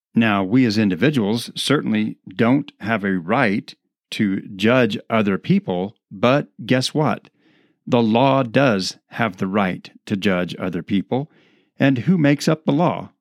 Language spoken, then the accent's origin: English; United States; the freedoms that we enjoy as American citizens